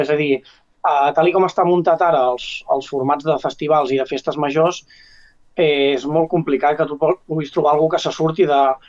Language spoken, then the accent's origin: Catalan; Ripoll, Catalonia, Spain; Jo, com que sóc de Ripoll